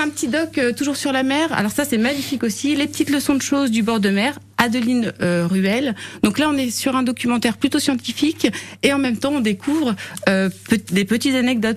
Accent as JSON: {"language": "French", "region": "Brittany", "country": "France", "said": "Je suis bretonne"}